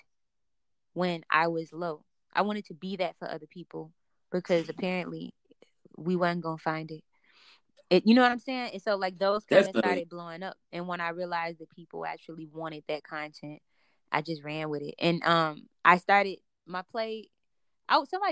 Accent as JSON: {"language": "English", "town": "Chicago", "region": "Illinois", "country": "United States", "tie": "born or raised there", "said": "I grew up between like the suburbs and extreme hoods in Chicago"}